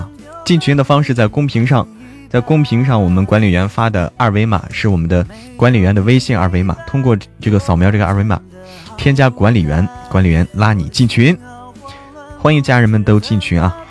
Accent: North China, China; 嗯，我是北方人，不让随便啊，就是，哎呀，开玩笑的。

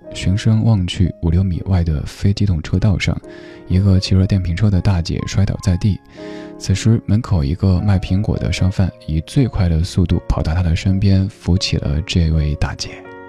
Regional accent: Chengdu, Sichuan, China; 成都，我家乡

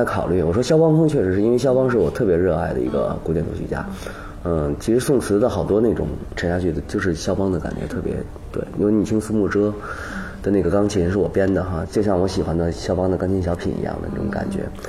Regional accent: China; 好像是我们中国人的血液里边，或者是，或者是，比如说我们在婴儿期啊什么，经常周围放的全是这玩意儿，可能。

